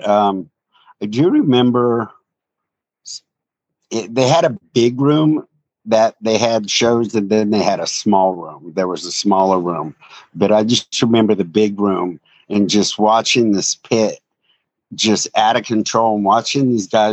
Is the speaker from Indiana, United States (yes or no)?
no; Oxnard, California, United States; growing up on Silver Strand